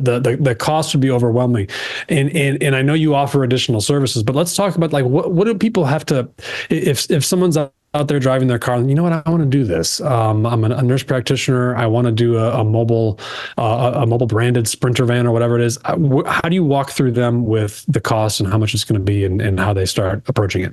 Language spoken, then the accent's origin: English; Chicago, Illinois, United States; I'm from Chicago